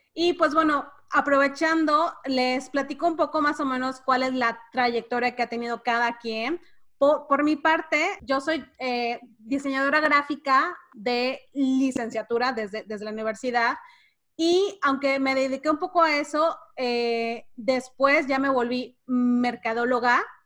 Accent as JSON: {"language": "Spanish", "town": "Cancún", "region": "Quintana Roo", "country": "Mexico", "tie": "born or raised there", "also_born_or_lived": "Mérida, Yucatán, Mexico", "moved": "yes", "lives_now": "Brownsville, United States", "said": "yo específicamente nací en Mérida y crecí en Cancún y vivo ahora en Brownsville, Texas"}